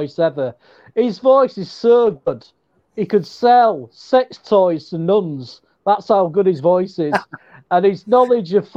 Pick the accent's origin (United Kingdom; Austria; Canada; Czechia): United Kingdom; England; I'm bloody English